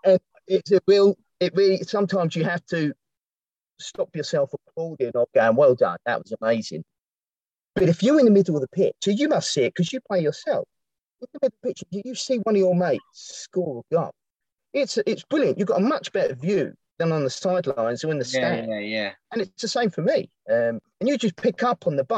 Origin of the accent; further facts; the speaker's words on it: Eltham, London, United Kingdom; moved away as an adult; also born or lived in Dartford; I'm originally from Eltham